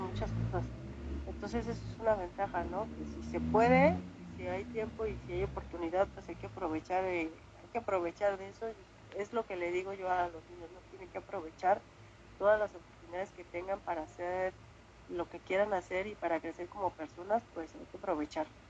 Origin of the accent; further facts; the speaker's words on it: Mexico City, Mexico; moved away as an adult; now in Spain; yo soy mexicana